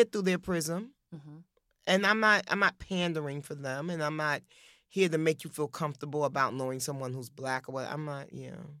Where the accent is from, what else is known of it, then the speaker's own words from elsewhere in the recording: New York City, New York, United States; I'm from Harlem